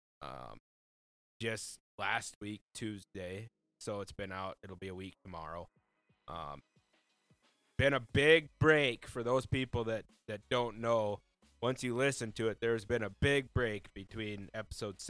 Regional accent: Lake Norden, South Dakota, United States; I'm from South Dakota, a small town of Lake Norden, South Dakota to be exact.

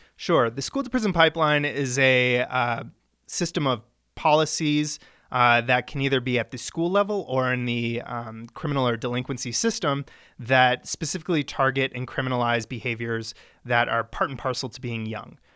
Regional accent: Centennial, Colorado, United States; also born or lived in Littleton / Ann Arbor / China / Chicago; I was born in Littleton, uh, raised in Centennial

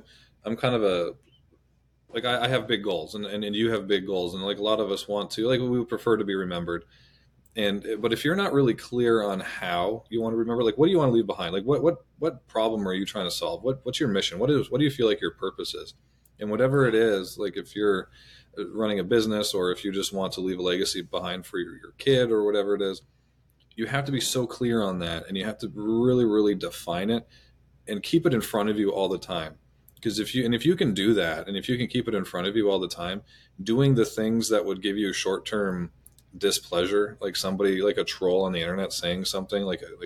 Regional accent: Canada; I'm Canadian

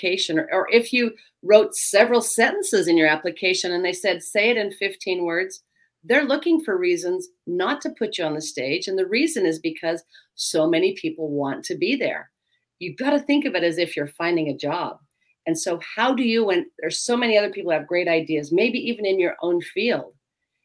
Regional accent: Rexburg, Idaho, United States; in my hometown

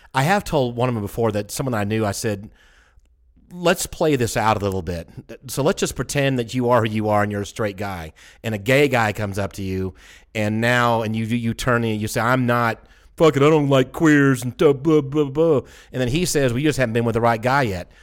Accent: Atlanta, Georgia, United States; I'm from Atlanta.

